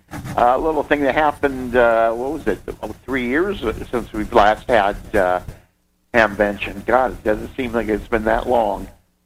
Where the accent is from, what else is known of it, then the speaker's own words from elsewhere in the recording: Erie, Pennsylvania, United States; I'm from Erie, Pennsylvania